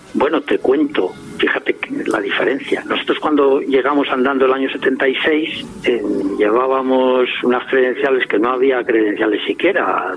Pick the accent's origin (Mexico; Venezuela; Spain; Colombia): Spain; Madrid, Community of Madrid; cuando era chico en Madrid